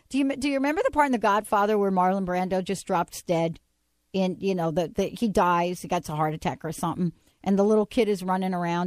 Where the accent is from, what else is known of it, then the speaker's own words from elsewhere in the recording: New Jersey, United States; I'm from Jersey.